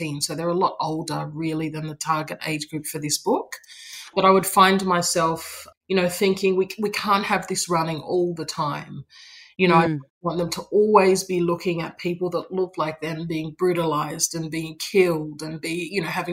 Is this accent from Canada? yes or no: no; Australia; I was born in Australia